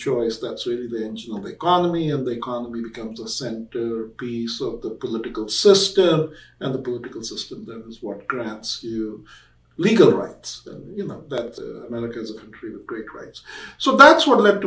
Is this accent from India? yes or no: yes; India; moved away as an adult; now in United States; When I was growing up in India